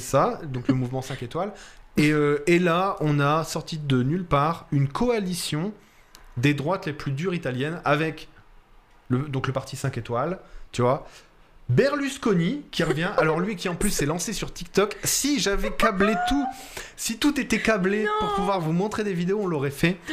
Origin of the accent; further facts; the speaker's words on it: France; accent: French of France; also born or lived in Italy; mon accent de français de France, là, quand on. Quand on on a l'impression, nous les Français de France, qu'on n'a pas d'accent